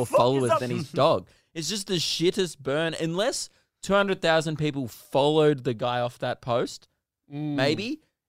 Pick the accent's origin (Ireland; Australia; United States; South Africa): Australia